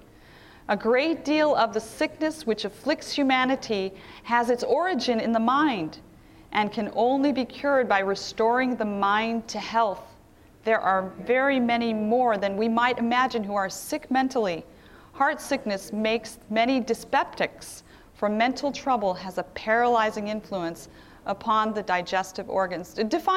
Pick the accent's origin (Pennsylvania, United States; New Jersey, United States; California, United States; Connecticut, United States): Pennsylvania, United States; Philadelphia; I'm from Philadelphia, and many of the white Christians in Philadelphia are Presbyterian.